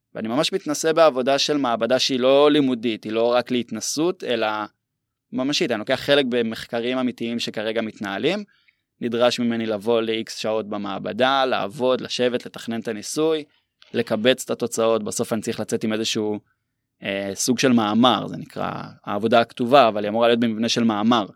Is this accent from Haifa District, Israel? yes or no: no; Herzliya, Tel Aviv District, Israel; moved away as an adult; now in Metula, Israel; במקור אני מהרצליה